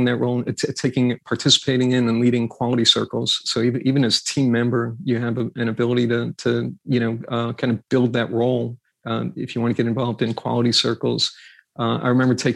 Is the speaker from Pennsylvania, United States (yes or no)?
no; New York, United States; I grew up in New York